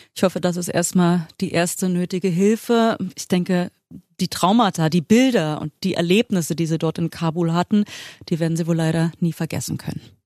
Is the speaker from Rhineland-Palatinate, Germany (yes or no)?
no; Berlin, Germany